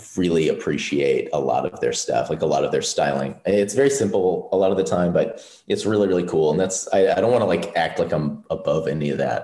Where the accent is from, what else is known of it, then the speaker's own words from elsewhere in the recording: Wisconsin, United States; I'm from Wisconsin, so there's not really much fashion related stuff there